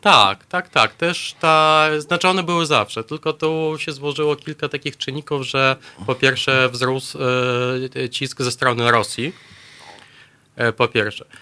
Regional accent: Belarus; now in Poland; jestem Białorusinem już od dłuższego czasu. Mieszkam w Polsce

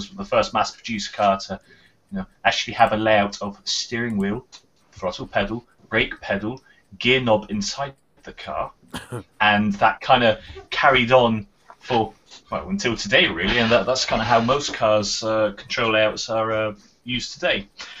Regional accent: United Kingdom; we're British

